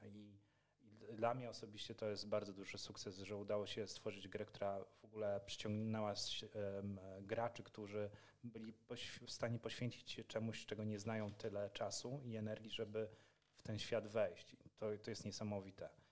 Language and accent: Polish; Poland; mówimy po polsku, bo jesteśmy z Polski